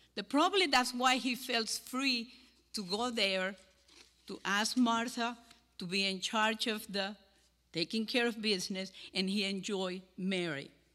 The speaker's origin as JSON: {"language": "English", "country": "Cuba", "accent": "Cuban", "second_language": "English", "moved": "as an adult", "lives_now": "Deep River, United States", "said": "my Cuban accent"}